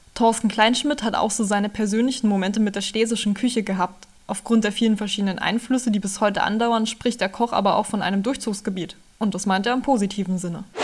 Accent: Spremberg, Brandenburg, Germany; Gebürtig komme ich aus dem schönen Spremmer ganz im Süden Brandenburgs

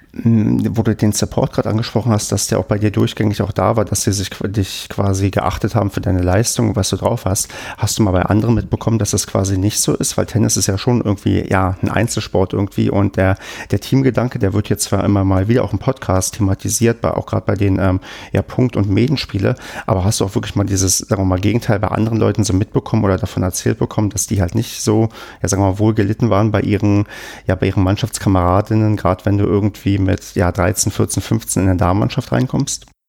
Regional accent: Brandenburg, Germany; moved away; ich komme ja aus Brandenburg

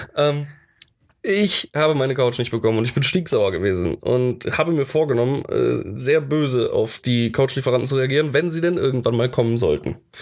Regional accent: Germany; als Deutscher

